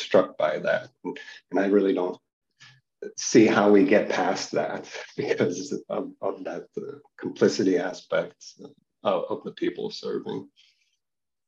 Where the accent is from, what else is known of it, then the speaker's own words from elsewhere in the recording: Cleveland, Ohio, United States; I grew up in Cleveland, Ohio, and as a kid in the 80s, 70s and 80s